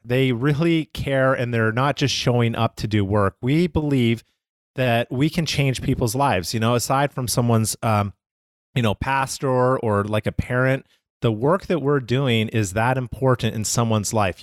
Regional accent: Calgary, Alberta, Canada; I'm from Calgary, Canada.

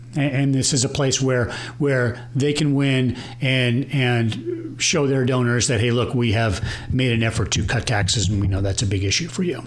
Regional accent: Plano, Texas, United States; here in beautiful Plano, Texas and I'm from Plano. I grew up here.

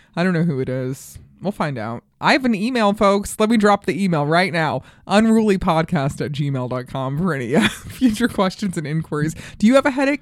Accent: Colorado, United States; also born or lived in New York; now in Los Angeles, United States; I grew up in Colorado

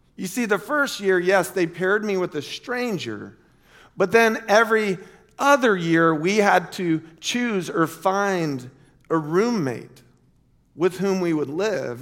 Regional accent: Lake Wales, Florida, United States; moved away as an adult; also born or lived in Chicago; our church growing up in Lake Wales

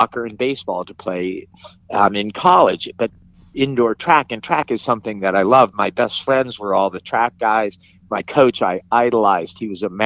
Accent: Bedford, Massachusetts, United States; also born or lived in Pittsburgh; I grew up in Bedford, Massachusetts, and I played sports

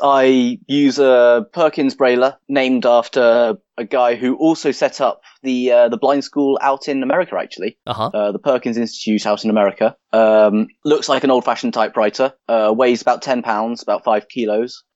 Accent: London, United Kingdom; moved away as an adult; now in Lancaster, United Kingdom; I'm originally from London

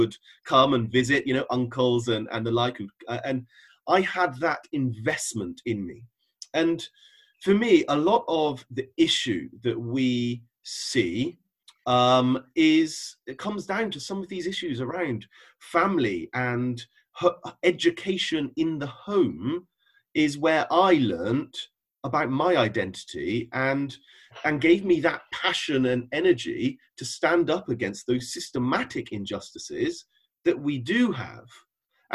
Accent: the Cotswolds, South West England, United Kingdom; I grew up in the Cotswolds

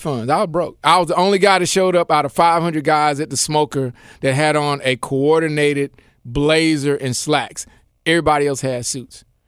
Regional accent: Memphis, Tennessee, United States; I grew up in Memphis and I grew up wherever my father was stationed in the military

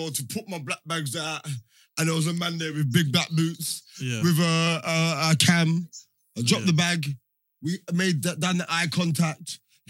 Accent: Jamaica; We're Jamaican.

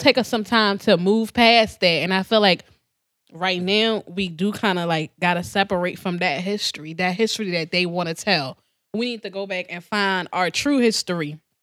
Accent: Trinidad & Tobago; moved away; I was born in Trinidad

